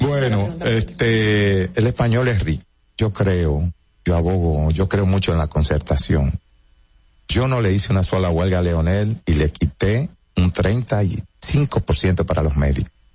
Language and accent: Spanish; Santo Domingo, Distrito Nacional, Dominican Republic; also born or lived in Bonao / Santiago; Me crié en Cristo Rey.